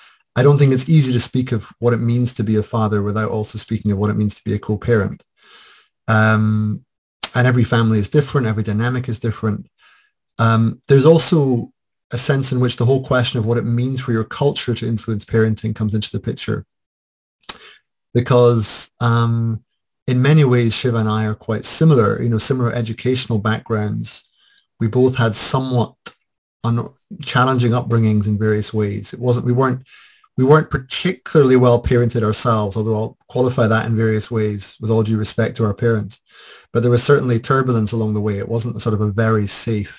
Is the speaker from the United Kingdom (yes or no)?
yes; Scotland, United Kingdom; I am Scottish, white